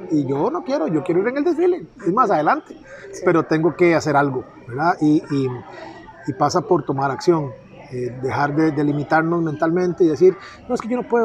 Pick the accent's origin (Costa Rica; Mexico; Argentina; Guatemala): Costa Rica; Puerto Jiménez, Puntarenas; also born or lived in Pérez Zeledón; Yo eh, nací aquí en Pérez Celedón, nos fuimos para Puerto Jiménez. Y me gradué a mucha honra de la Escuela Saturnino Cedeño